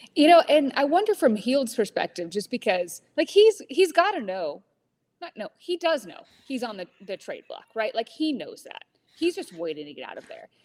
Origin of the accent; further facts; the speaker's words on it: California, United States; moved away; I was born in California